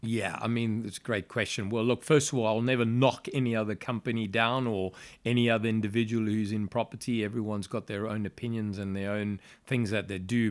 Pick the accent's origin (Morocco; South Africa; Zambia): South Africa; Johannesburg, Gauteng; moved away as an adult; now in United Kingdom; I'm actually South African, born and raised in Johannesburg, South Africa. Uh, I lived there all my life until I came here in 2003.